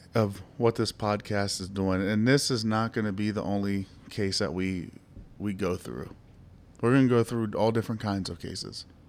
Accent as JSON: {"language": "English", "region": "Ohio", "country": "United States", "tie": "born or raised there", "said": "my home state, Ohio"}